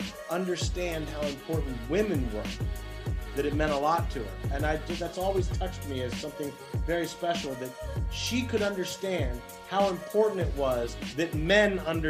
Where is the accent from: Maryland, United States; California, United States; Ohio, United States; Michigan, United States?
Maryland, United States; D.C., Maryland suburb outside Washington, United States; I grew up outside of Washington, D.C., in a Maryland suburb.